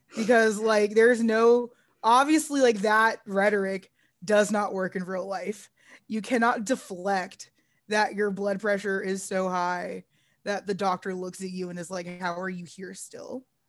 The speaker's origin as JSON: {"language": "English", "region": "North Texas", "country": "United States", "said": "I'm from North Texas"}